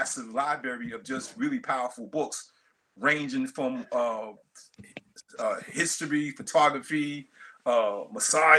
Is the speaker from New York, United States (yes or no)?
yes; New York City, New York, United States; Born and raised in Brooklyn, New York